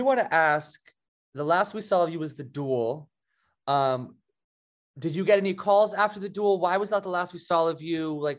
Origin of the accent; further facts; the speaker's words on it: New Jersey, United States; moved away as an adult; now in Charleston, United States; So I'm from New Jersey, like an hour outside New York City. I just moved down here like a year ago and I love it.